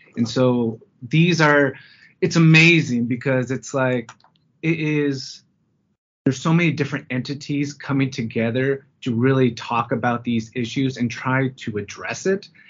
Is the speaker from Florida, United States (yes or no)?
no; Fresno, California, United States; moved away as an adult; now in Denver, United States; I'm originally from Fresno, California